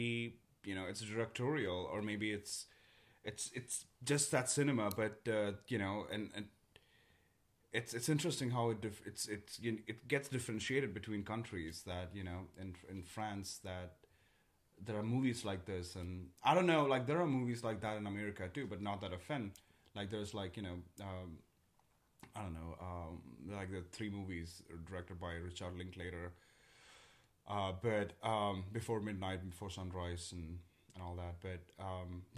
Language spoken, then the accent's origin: English; India; now in United States; I'm Indian and, you know, and I lived in India